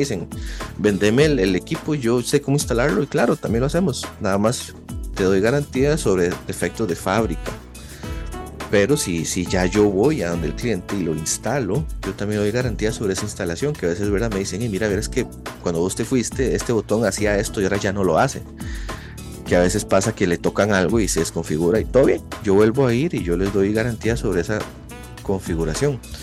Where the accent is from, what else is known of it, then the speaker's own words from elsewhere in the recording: Costa Rica; yo soy de Costa Rica